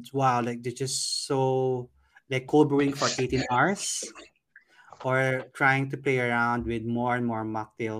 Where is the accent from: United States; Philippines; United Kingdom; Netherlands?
Philippines; Baguio, Cordillera Administrative Region; I'm from Baguio